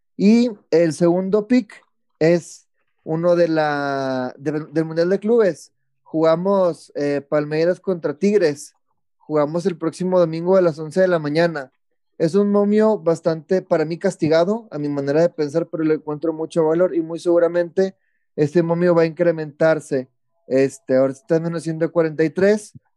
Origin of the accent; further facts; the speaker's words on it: Mexico; soy el único mexicano